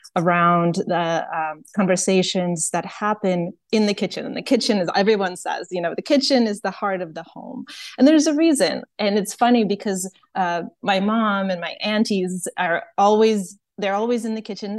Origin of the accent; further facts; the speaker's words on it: Ukraine; also born or lived in Soviet Union; now in United States; I am originally from Ukraine